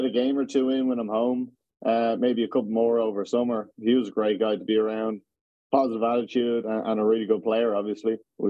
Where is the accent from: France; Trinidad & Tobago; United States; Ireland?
Ireland; Dublin, Leinster; Yeah, there was loads of sports. I mean, you had the Irish sports, Gaelic and hurling. That was the biggest one around there.